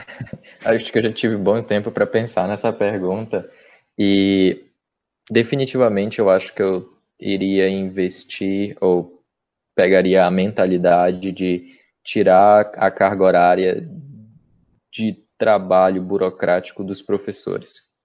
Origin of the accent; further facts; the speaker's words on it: Castanhal, Pará, Brazil; moved away as an adult; now in Vancouver, Canada; E eu fiz numa cidade vizinha, num campus menor, chamado uh, Castanhal, na é minha cidade natal.